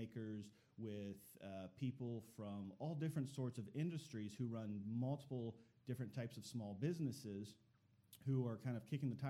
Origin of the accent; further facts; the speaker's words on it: Northeast Ohio, United States; moved away as an adult; also born or lived in Chattanooga, Tennessee; now in Dalton, United States; I'm actually from Northeast Ohio, grew up on farmland